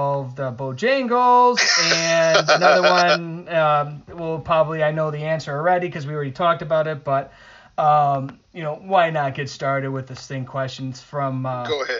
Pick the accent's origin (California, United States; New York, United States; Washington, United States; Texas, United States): New York, United States; Buffalo; when I grew up in Buffalo